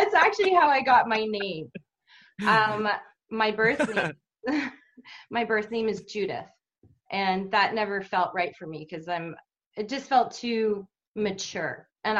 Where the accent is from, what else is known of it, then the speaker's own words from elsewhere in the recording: Vancouver, British Columbia, Canada; Okay, so I'm from Vancouver, Canada.